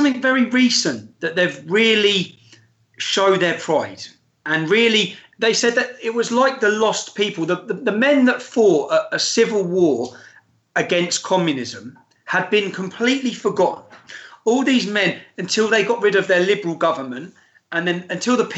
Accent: England, United Kingdom; as an Englishman

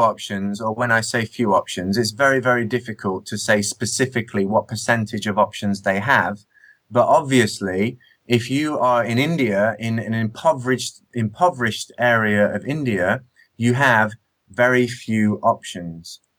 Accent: Nottingham, East Midlands, United Kingdom; I grew up in Nottingham

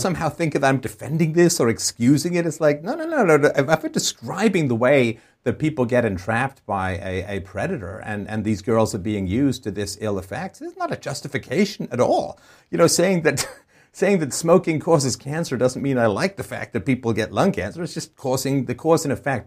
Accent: England, United Kingdom; moved away; I grew up in England.

